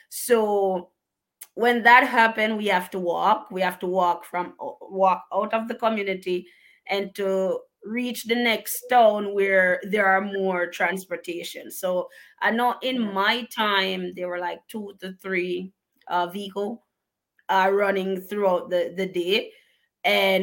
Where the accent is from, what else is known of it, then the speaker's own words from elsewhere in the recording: Bellevue, Portland, Jamaica; moved away as an adult; now in United States; I grew up in a very remote district called Bellevue in Portland. So we have parishes in Jamaica, and one of them is called Portland.